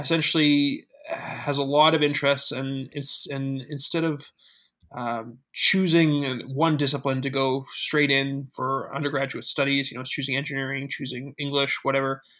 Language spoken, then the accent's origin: English; Calgary, Alberta, Canada; moved away as an adult; also born or lived in Waterloo, Ontario; I come from Calgary, Alberta